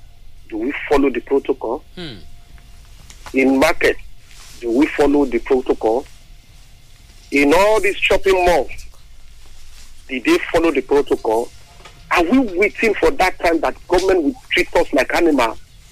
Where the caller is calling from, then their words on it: Lagos, Nigeria; I'm calling you from Lagos.